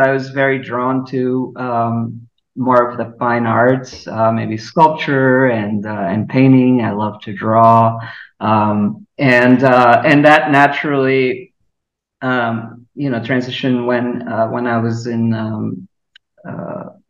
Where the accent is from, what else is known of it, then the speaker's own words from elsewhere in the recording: Lisbon, Portugal; moved away as an adult; now in Chicago, United States; I'm originally from Lisbon, and I grew up there.